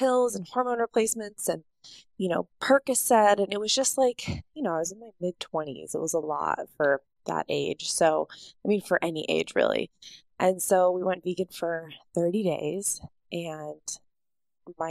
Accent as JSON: {"language": "English", "country": "United States", "tie": "born or raised there", "said": "growing up in the United States"}